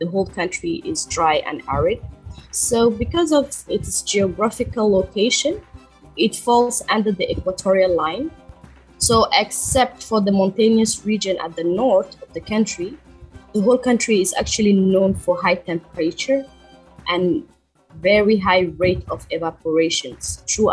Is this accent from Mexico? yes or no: no; Djibouti; also born or lived in Malaysia; I hail from East Africa, Djibouti